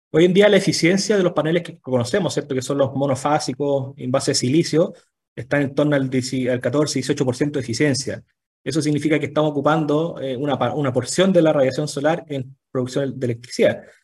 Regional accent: Chile; todos los chilenos

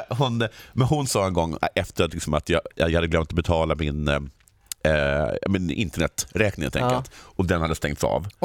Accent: Stockholm, Stockholm County, Sweden; moved away as an adult; now in Malmö, Sweden; Jag är stockholmare, men jag bor i Malmö.

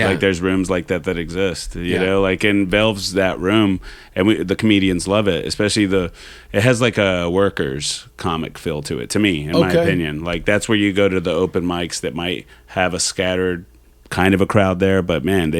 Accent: Dallas, Texas, United States; moved away as an adult; now in Austin, United States; I'm from Dallas originally.

